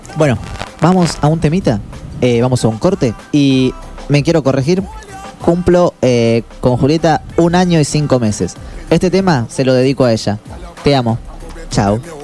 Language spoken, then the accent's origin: Spanish; Argentina; soy argentino